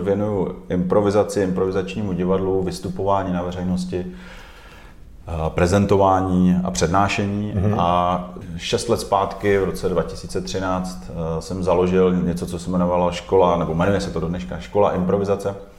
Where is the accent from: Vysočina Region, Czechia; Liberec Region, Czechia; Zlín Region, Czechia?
Zlín Region, Czechia; Zlín; also born or lived in Kroměříž; now in Prague, Czechia; já jsem se narodil v Kroměříži, a pak jsem několik let žil v tehdejším Gotwaldově.